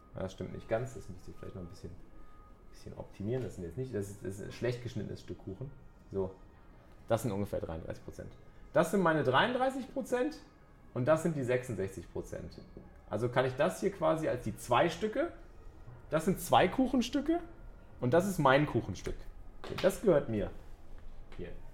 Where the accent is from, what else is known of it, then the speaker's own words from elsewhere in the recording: Cologne, North Rhine-Westphalia, Germany; als, Kölsche, als Kölsche Jungs